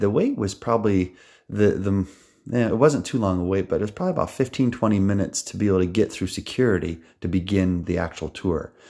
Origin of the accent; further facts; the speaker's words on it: United States; I'm from New York